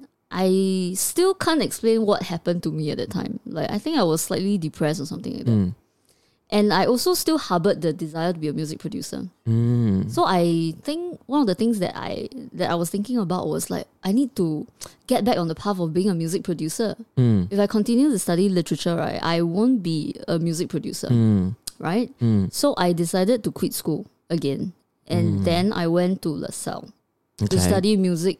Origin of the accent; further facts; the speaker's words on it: Singapore; as a child brought up in the education system of Singapore